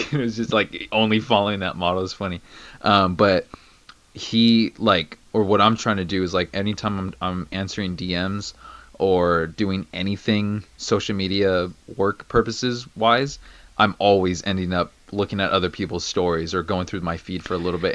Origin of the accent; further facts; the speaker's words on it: Orange County, California, United States; I've literally been born and raised in Orange County, which is an hour away from the biggest city ever, which is